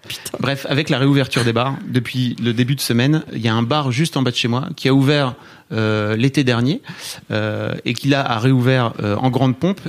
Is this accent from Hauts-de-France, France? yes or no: yes; Neuville-en-Ferrain, Hauts-de-France, France; je viens de Neuville-en-Ferrin dans le Nord